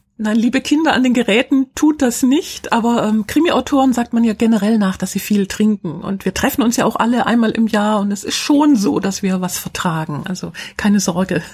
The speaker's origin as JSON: {"language": "German", "town": "Schwäbisch Hall", "region": "Baden-Württemberg", "country": "Germany", "tie": "born or raised there", "said": "in meiner Heimatstadt Schwäbisch Hall"}